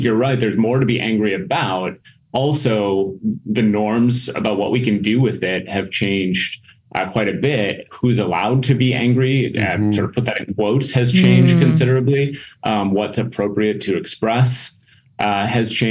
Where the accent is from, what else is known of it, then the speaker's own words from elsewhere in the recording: Minnesota, United States; moved away as an adult; also born or lived in Mississippi / Wisconsin; now in Green Bay, United States; I'm originally from Minnesota